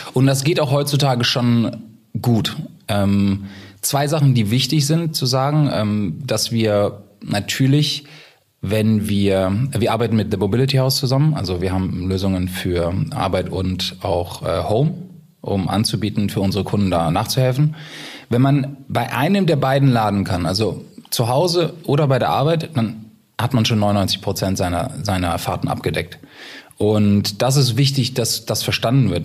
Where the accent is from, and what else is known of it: Germany